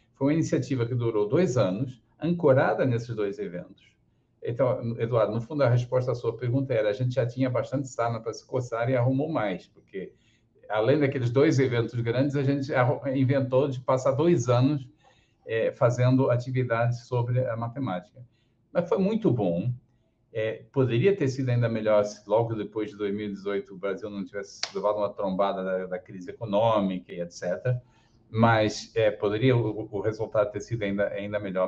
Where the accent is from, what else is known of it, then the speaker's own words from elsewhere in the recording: Portugal; moved away as an adult; also born or lived in Porto, Portugal; now in Rio de Janeiro, Brazil; eu sou carioca de nascimento, meus pais eram imigrantes portugueses é, que viveram no, no, Rio nos anos 50 até o início dos anos 60. E na época que eu nasci, minha mãe já estava querendo voltar para a terrinha, então aproveitou, pegou o bebê, levou no colo e me criou lá.